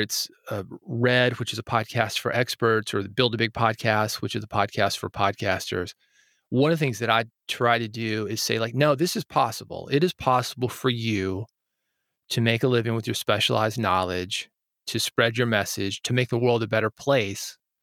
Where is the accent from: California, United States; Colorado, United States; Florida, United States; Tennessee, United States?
Tennessee, United States; Nashville; I grew up in Nashville, where, as I mentioned, Music City, U S A, uh, we make a living with our creativity here